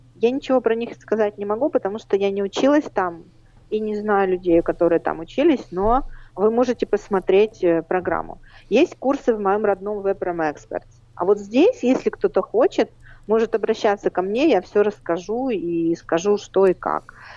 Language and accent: Russian; Baku, Azerbaijan; now in Rivne, Ukraine; я родилась в Баку